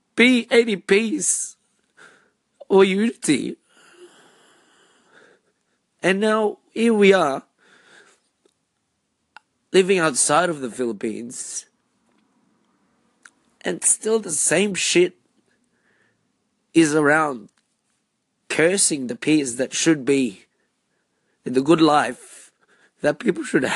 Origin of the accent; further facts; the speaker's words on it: Australia; being Filipino-Australian